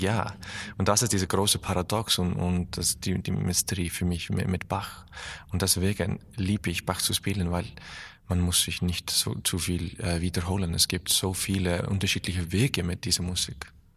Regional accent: Iceland; German is a second language; also born or lived in Berlin, Germany; meine Heimat ist wirklich in Island, aber ich habe auch eine Wohnung hier

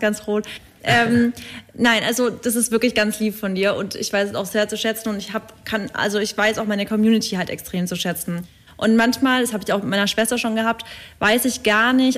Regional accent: near Stuttgart, Baden-Württemberg, Germany; moved away as an adult; now in Berlin, Germany; Ich komme ja eigentlich aus der Richtung Stuttgart

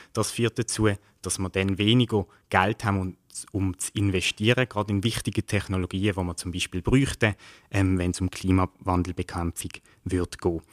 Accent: Basel, Basel-Stadt, Switzerland; ich komme aus dem Kanton Kanton Basel-Stadt

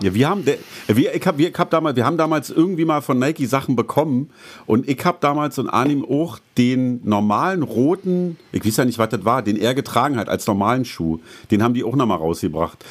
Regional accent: Berlin, Germany; bei uns in Berlin

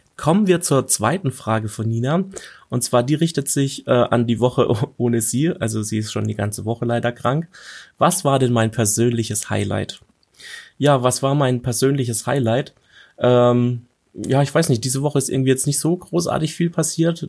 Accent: Germany; bei uns in Deutschland

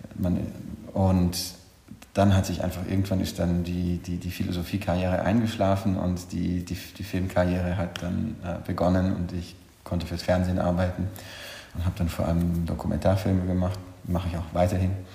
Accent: Bolzano, Trentino-Alto Adige, Italy; moved away as an adult; also born or lived in Vienna, Austria / Paris, France; now in Honfleur, France; Ursprünglich komme ich aus Südtirol, aus Bozen

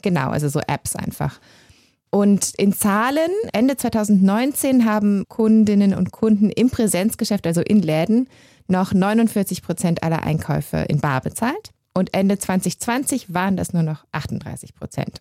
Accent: Germany; now in Switzerland; ich komme ja aus Deutschland, wie man hört

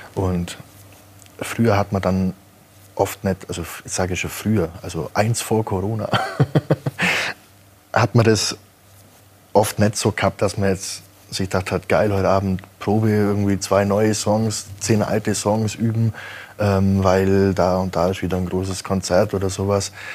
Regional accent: Kaufbeuren, Bavaria, Germany; wo ich herkomme, aus Kaufbeuern

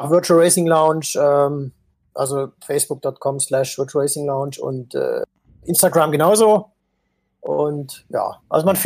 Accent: Baden-Württemberg, Germany; Aber als Schwabe ist man immer

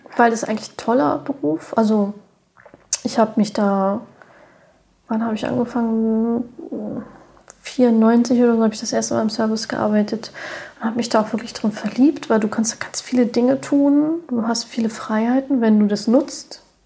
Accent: Germany; bei uns in Deutschland

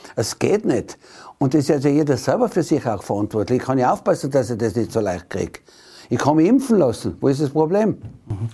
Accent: Tyrol, Austria; so dominant waren wir in den letzten Jahren nicht mehr als Tiroler

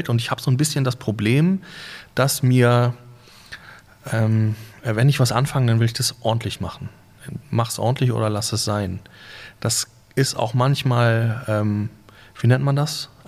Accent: Husum, Schleswig-Holstein, Germany; Ich bin in Husum geboren und habe die ersten paar Jahre meines Lebens in Husum verbracht. Das zählt dazu, würde ich sagen

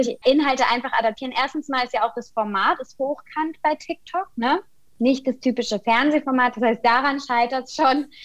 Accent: Kaiserslautern, Rhineland-Palatinate, Germany; now in Berlin, Germany; Ich bin gebürtige Pfälzerin. Ich komme aus Kaiserslautern, lebe und arbeite aber inzwischen in Berlin als Journalistin

